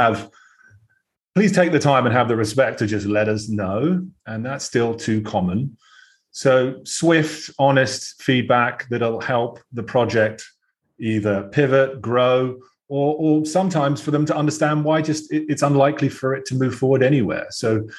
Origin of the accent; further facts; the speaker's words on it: United Kingdom; accent: British; moved away as an adult; now in United States; Although I sound fairly British